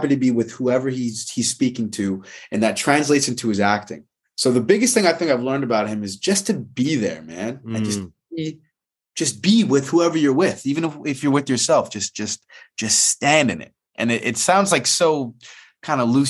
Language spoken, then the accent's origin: English; Toronto, Ontario, Canada; moved away as an adult; also born or lived in Winnipeg / New York; now in Los Angeles, United States; I'm a Winnipeg-born, Toronto-raised, New York and LA-based actor